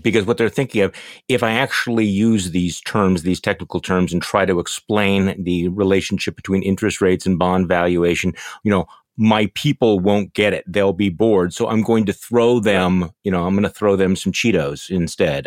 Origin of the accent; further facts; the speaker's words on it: Mequon, Wisconsin, United States; my hometown of Mequon